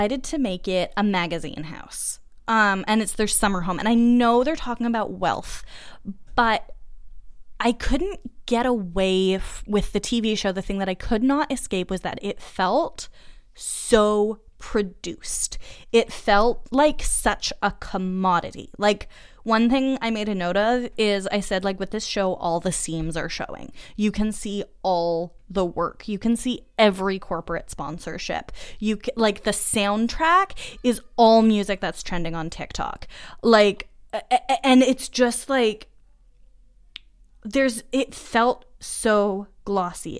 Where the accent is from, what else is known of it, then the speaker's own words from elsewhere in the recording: Massachusetts, United States; moved away as an adult; also born or lived in Montreal, Canada; I am from Massachusetts